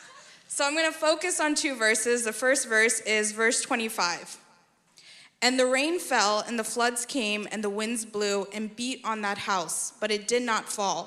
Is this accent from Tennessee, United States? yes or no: no; New York, United States; now in Texas, United States; I hail from New York